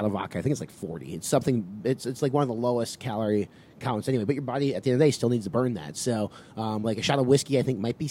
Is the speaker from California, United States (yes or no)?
no; Wisconsin, United States; moved away